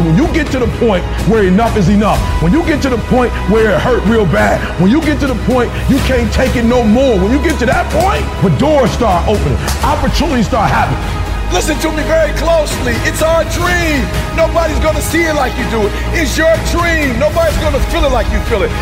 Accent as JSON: {"language": "English", "town": "Detroit", "region": "Michigan", "country": "United States"}